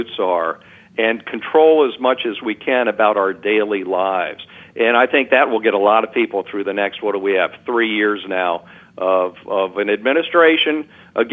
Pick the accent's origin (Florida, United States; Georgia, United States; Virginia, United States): Virginia, United States; Alexandria; my hometown of Alexandria, Virginia.